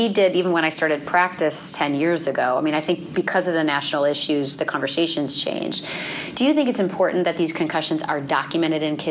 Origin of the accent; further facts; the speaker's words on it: Minnesota, United States; I'm a Minnesotan